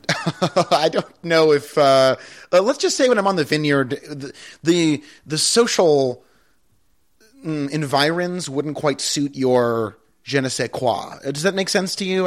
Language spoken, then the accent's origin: English; Pittsfield, Massachusetts, United States; Pittsfield, my hometown